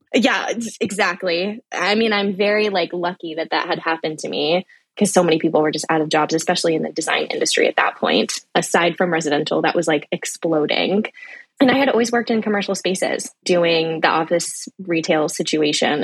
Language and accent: English; the Bay Area, California, United States; living in the Bay, growing up in the Bay